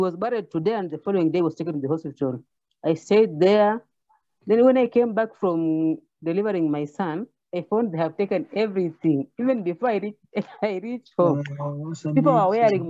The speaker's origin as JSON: {"language": "English", "country": "Kenya", "said": "I'm from Kenya, African continent"}